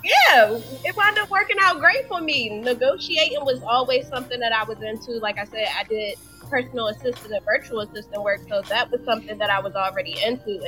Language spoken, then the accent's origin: English; Washington, District of Columbia, United States; moved away as an adult; now in Atlanta, United States; I'm originally from Washington D.C. I relocated to Atlanta two years ago